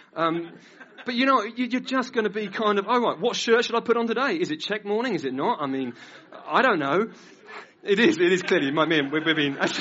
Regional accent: Norwich, East of England, United Kingdom; I've lived in Norwich all my life, I've been a Christian, though, now for about 19 years, 20 years

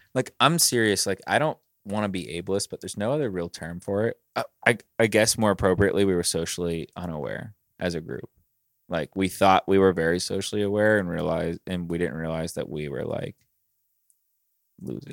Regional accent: Pittsburgh, Pennsylvania, United States; I was born in Pittsburgh, I'm from here

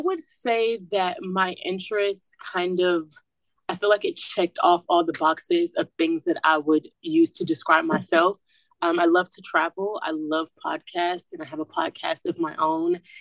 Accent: Atlanta, Georgia, United States; moved away; I'm from Atlanta, Georgia, and I reside in Walsh Hall

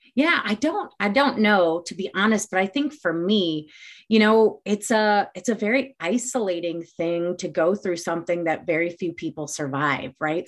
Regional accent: Glendale Heights, Illinois, United States; also born or lived in Champaign, Illinois; I grew up in the northwest suburbs of Chicago, a town called Glendale Heights

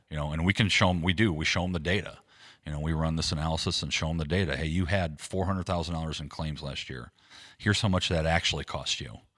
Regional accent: Defiance, Ohio, United States; also born or lived in Akron, Ohio; now in Waterville, United States; I was born and raised in Defiance, Ohio, a little town west of here.

